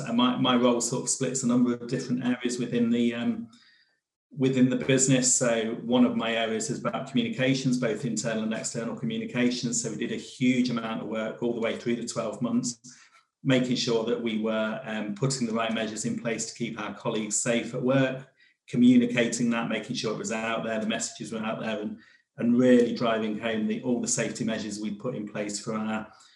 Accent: Devon, South West England, United Kingdom; I was brought up in Devon.

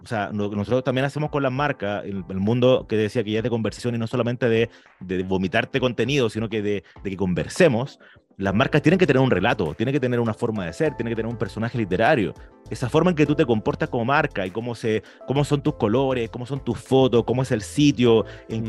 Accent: Chile; nosotros que somos chilenos, orgullosos de chilenos

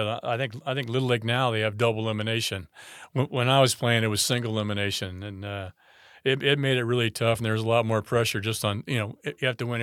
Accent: France; moved away; I came from France, and when we actually moved here, everything was kind of like brand new. Cordova was fairly new.

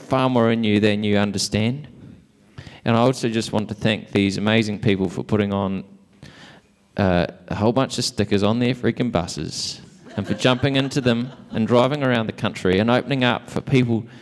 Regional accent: Invercargill, Southland, New Zealand; I'm from Invercargill

